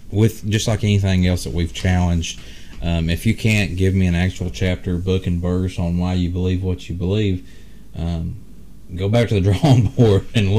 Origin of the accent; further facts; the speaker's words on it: United States; also born or lived in Bible Belt; us as American Christians that live in the Bible Belt